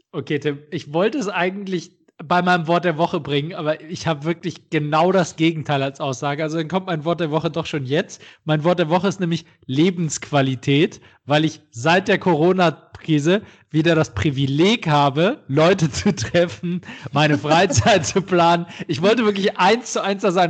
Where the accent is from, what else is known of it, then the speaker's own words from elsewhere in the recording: Düsseldorf, North Rhine-Westphalia, Germany; in meiner Heimatstadt in Düsseldorf